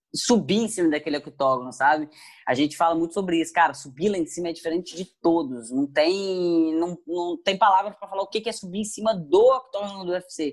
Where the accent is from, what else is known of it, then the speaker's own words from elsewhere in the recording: Muriaé, Minas Gerais, Brazil; moved away as an adult; also born or lived in Rio de Janeiro; Eu sou de Murié, Minas Gerais, uma cidade é. pequenina